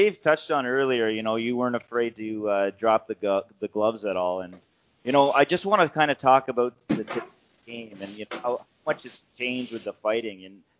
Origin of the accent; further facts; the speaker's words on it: St. Catharines, Ontario, Canada; now in Sault Ste. Marie, Canada; I'm a Southern Ontario boy, to be honest. I'm not from the Sioux originally, but I grew up in St. Catharines